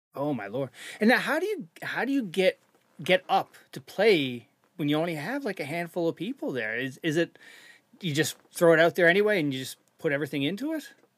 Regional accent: Canada; moved away; I'm from Canada originally. So, we grew up playing road hockey, street hockey

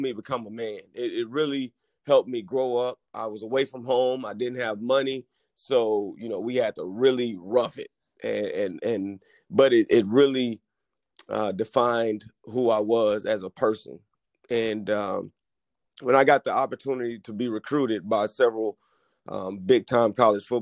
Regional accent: La Marque, Texas, United States; I grew up in Lamarck, Texas, and grew up in a single-parent household

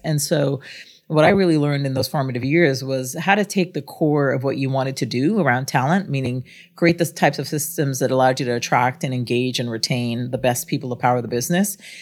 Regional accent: Guyana; also born or lived in Singapore / France; now in United States; I was born outside the United States. I'm of Indian descent, but from British Guyana in South America. And we were immigrants to the United States

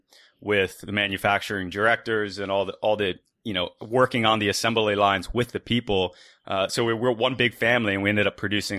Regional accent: United States; I'm an American citizen.

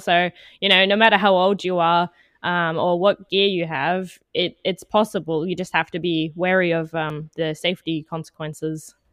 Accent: Canberra, Australian Capital Territory, Australia; now in Melbourne, Australia; I'm from Australia, originally from Canberra, the capital, but I've since moved down to Melbourne

